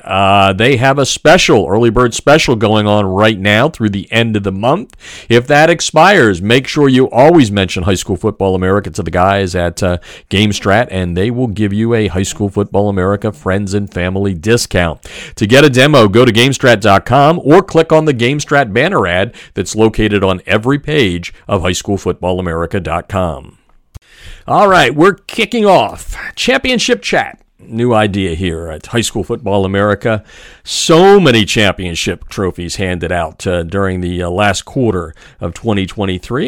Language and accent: English; Easton, Pennsylvania, United States; I was born and raised in Easton, Pennsylvania